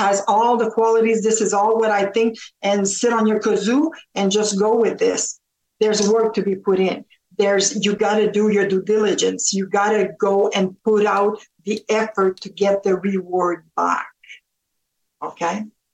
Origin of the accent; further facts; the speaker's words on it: Canada; also born or lived in Ontario; we're Canadian over here. And I was a little girl and I always said, I'm going to move to the States and marry an American. Said that all my life. And turned out that I stayed here, married a Canadian